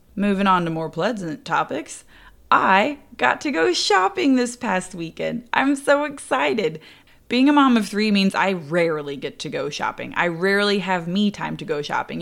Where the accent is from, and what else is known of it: Indiana, United States; born or raised there